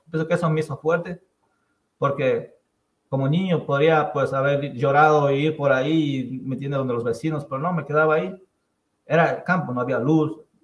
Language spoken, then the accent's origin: Spanish; Pallatanga, Chimborazo, Ecuador; now in United States; yo nací en Payatanga, Chimborazo, en una comunidad que se llama San Vicente de Jipangoto.